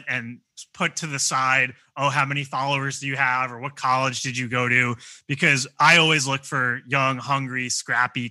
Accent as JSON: {"language": "English", "town": "Long Beach", "region": "New York", "country": "United States", "tie": "born or raised there", "moved": "as an adult", "said": "I grew up surfing on Long Beach on Long Island, just outside of New York City."}